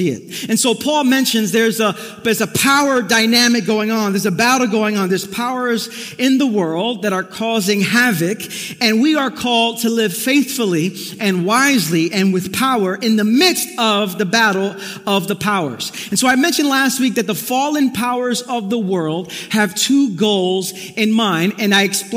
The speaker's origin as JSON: {"language": "English", "town": "New York City", "region": "New York", "country": "United States", "tie": "born or raised there", "said": "Growing up in the neighborhood I did in Brooklyn, I grew up in East New York"}